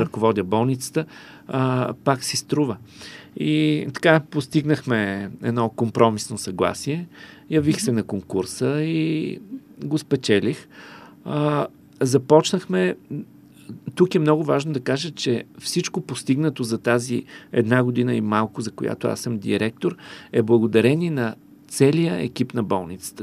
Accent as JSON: {"language": "Bulgarian", "town": "Karlovo", "region": "Plovdiv Province", "country": "Bulgaria", "tie": "born or raised there", "moved": "yes", "said": "в моя роден град Карлово"}